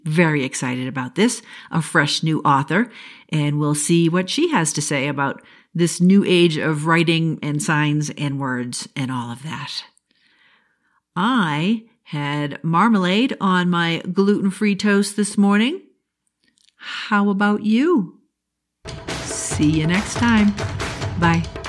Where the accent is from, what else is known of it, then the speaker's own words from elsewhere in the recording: New England, United States; I'm from New England